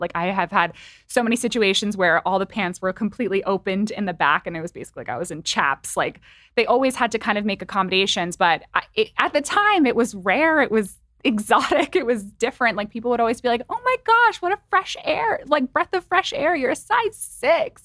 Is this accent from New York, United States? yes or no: yes; New York, United States; I'm from New York. My family was really close by.